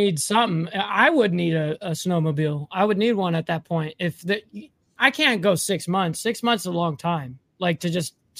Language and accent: English; Southern California, United States; I grew up in Southern California where people pay for their weather.